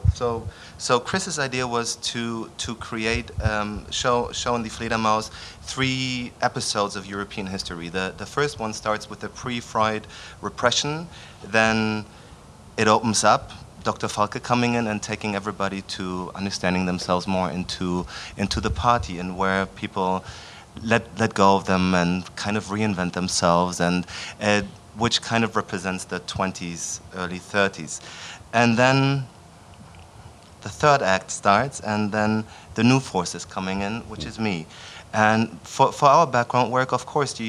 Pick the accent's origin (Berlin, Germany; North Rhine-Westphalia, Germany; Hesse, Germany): Berlin, Germany; moved away; also born or lived in Vienna; I'm from Berlin. I grew up in Berlin